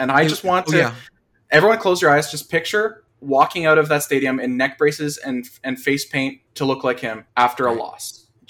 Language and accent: English; Canada; born or raised there